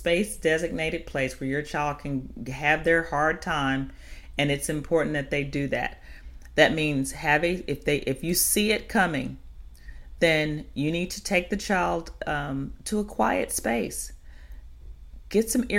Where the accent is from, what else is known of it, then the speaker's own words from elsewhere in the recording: Chicago, Illinois, United States; moved away; I'm originally from Chicago